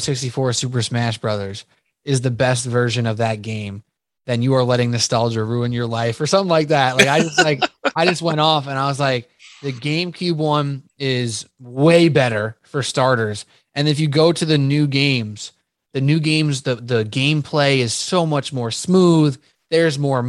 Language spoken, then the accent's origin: English; New York City, New York, United States; now in New Jersey, United States; I'm from Staten Island.